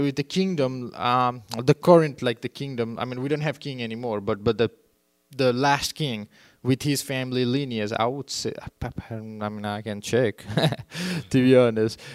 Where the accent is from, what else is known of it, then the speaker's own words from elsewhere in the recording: Nepal; moved away; I grew up in Nepal